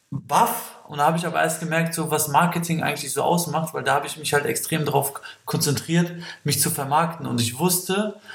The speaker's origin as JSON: {"language": "German", "country": "Kosovo", "said": "Ich komme aus dem Kosovo, äh, habe acht Geschwister."}